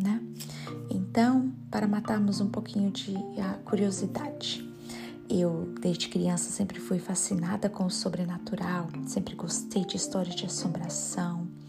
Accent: Gama, Federal District, Brazil; moved away as an adult; now in Richmond, United States; eu sou brasileira, claro, ah, de Brasília, ah, nascida na cidade do Gama, mas ah, saí do Brasil com 28 anos

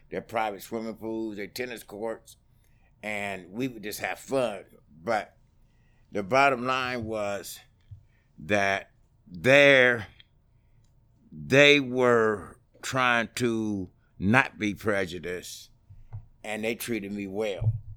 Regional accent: Utah, United States; also born or lived in Oklahoma; I grew up in Utah, stayed there, went to, uh, junior high, high school

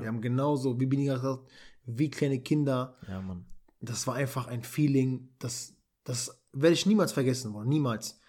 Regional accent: Kosovo; moved away; war ich in meiner Heimat in Kosovo

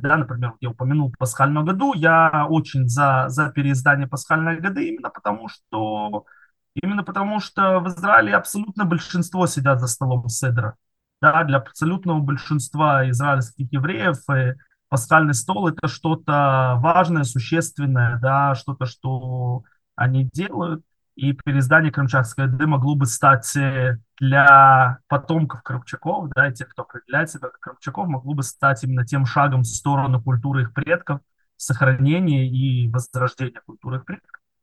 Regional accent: Kerch, Crimea, Ukraine; now in Israel; Кельч, это мой родной город, где я родился и вырос

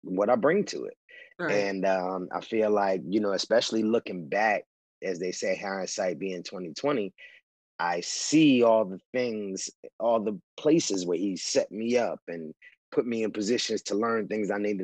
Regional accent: New York, United States; now in Los Angeles, United States; I grew up in New York. I'm from the South Bronx.

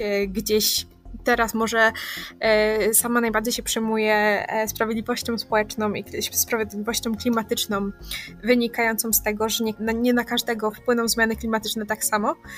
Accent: Katowice, Silesian Voivodeship, Poland; jestem z Katowic

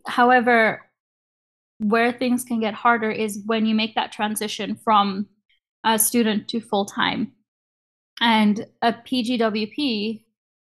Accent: Canada; getting a visa to work at a company in the US as a Canadian student is really, really hard

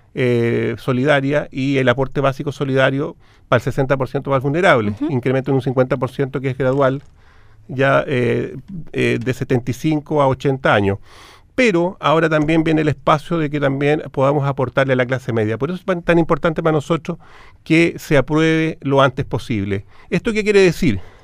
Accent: Chile; como chilenos

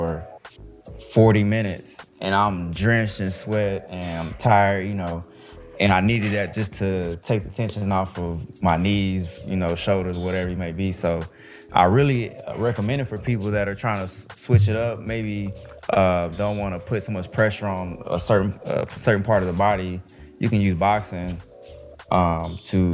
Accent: Dallas, Texas, United States; also born or lived in Emporia, Kansas; I'm from Dallas, Texas. So I went to DeSoto High School out here.

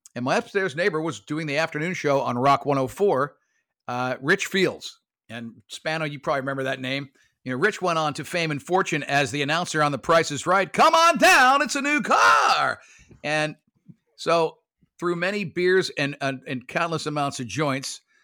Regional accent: Lake Worth, Florida, United States; also born or lived in Brooklyn, New York; I went to Lake Worth, uh, High School. I was born in Brooklyn, New York, but, uh, we moved to Florida in, in seventy-one

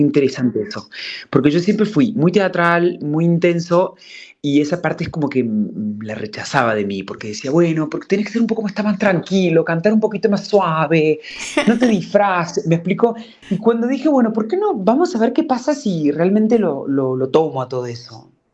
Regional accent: Córdoba, Argentina; moved away as an adult; also born or lived in Buenos Aires, Argentina / Mexico; now in Madrid, Spain; yo nací en Córdoba y me fui a los 18, me fui a Buenos Aires.

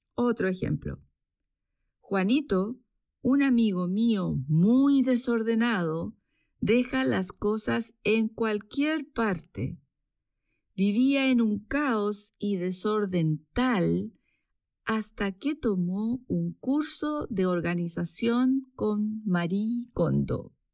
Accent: Chile; moved away as an adult; now in Switzerland; chilena, vivo en Suiza desde hace 12 años

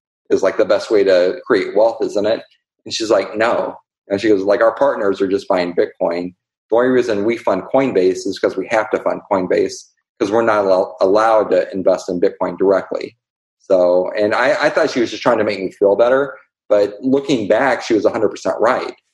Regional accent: Columbia, Illinois, United States; I'm from a small town in Columbia, Illinois.

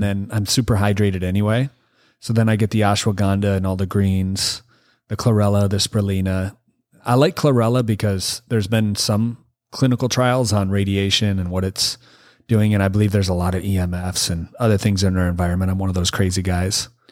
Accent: Michigan, United States; now in California, United States; I'm from Michigan.

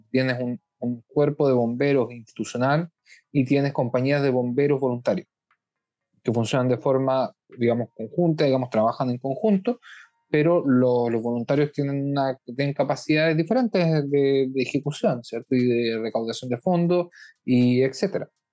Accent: Chile; now in Israel; como chilenos en el extranjero y como chilenos específicamente residentes en Israel

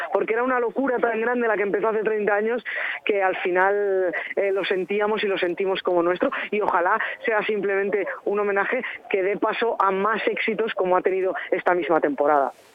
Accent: Burgos, Castile and León, Spain; los que somos de Burgos, como yo

